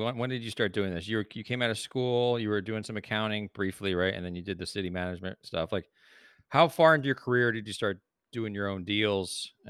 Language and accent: English; New Jersey, United States; now in Bay Area, United States; I grew up in New Jersey.